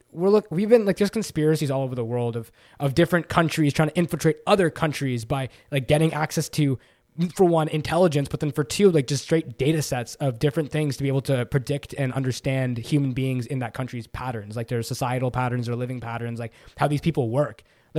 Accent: Toronto, Ontario, Canada; accent: Toronto; That's my Toronto accent.

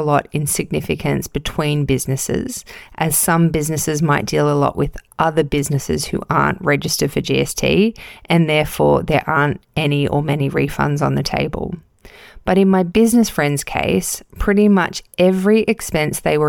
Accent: Casuarina, New South Wales, Australia; I'm recording this episode in my hometown of Casuarina, New South Wales

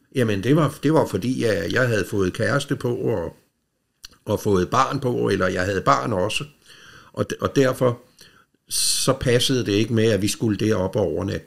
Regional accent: Rødovre, Capital Region of Denmark, Denmark; de havde hus inde i Rødovre, hvor jeg er opvokset.

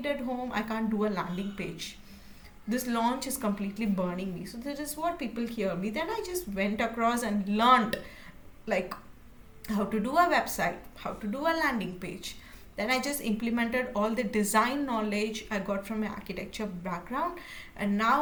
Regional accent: India; So I'm from India

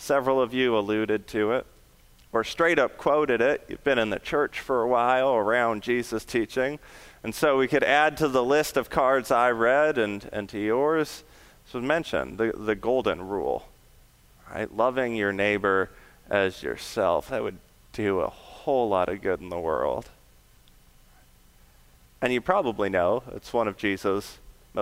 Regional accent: Western Canada, British Columbia, Canada; Tsleil Waututh Nation, which is just outside my hometown in Western Canada.

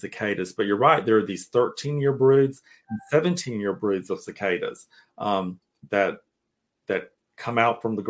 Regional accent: Cairo, Georgia, United States; also born or lived in Tallahassee, Florida; now in Atlanta, United States; Cairo, Georgia, my hometown

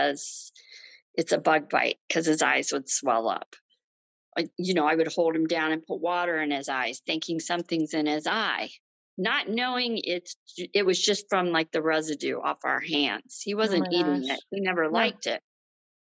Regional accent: Ohio, United States; moved away as an adult; now in Michigan, United States; we're from Ohio

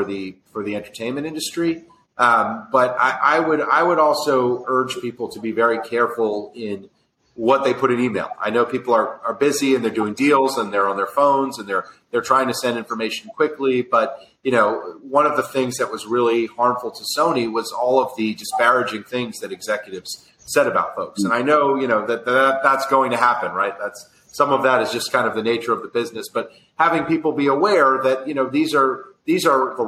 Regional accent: New York, United States; I'm a New Yorker, so, you know, I'm through and through

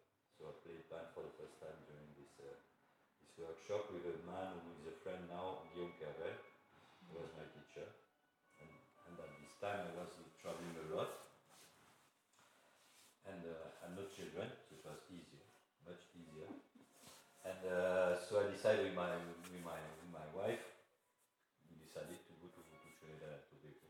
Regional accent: Algeria; English is a second language; also born or lived in Morocco; now in France; I am from, I born in Algeria, but my family is originated from Morocco

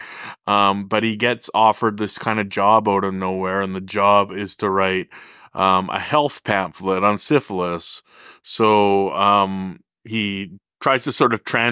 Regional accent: Whitehorse, Yukon, Canada; I was born and raised in Whitehorse, Yukon. I grew up here, went away to school, as so many of us do, but then came back and made my home here

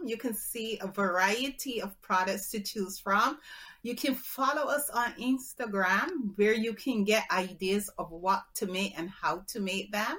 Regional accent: Barbados; I'm from the Caribbean, so Barbados

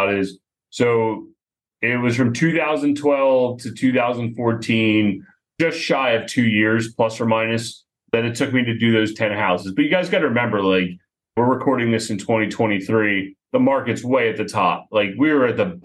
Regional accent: Philadelphia, Pennsylvania, United States; my business partner and I, we grew up together just outside of Philadelphia.

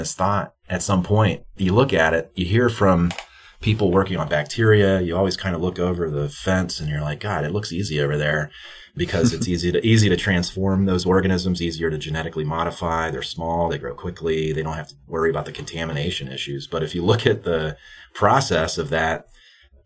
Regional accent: West Virginia, United States; now in Minnesota, United States; I grew up in West Virginia.

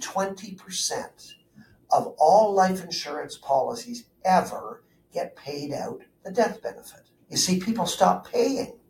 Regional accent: Burlington, Ontario, Canada; I grew up in Southern Ontario, went to high school in Burlington

